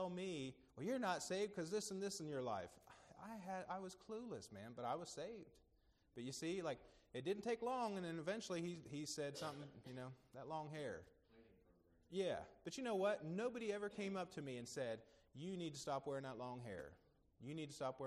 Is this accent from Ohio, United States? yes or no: yes; Cambridge, Ohio, United States; when I got to Cambridge, my hometown